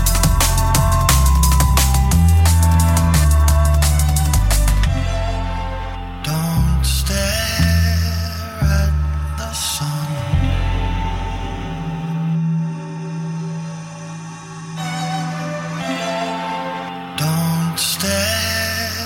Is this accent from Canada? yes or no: no; England, United Kingdom; I say Jude and not Dude because I'm English